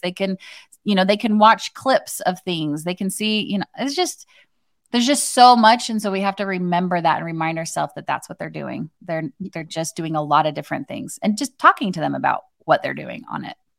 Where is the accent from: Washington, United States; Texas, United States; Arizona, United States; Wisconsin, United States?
Arizona, United States; I grew up in Arizona